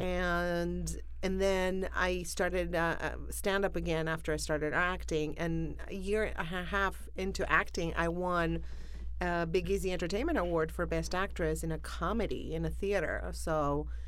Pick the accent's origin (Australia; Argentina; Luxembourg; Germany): Argentina; Buenos Aires; moved away as an adult; also born or lived in New Orleans; now in Los Angeles, United States; I am from Argentina, from Buenos Aires. I was born there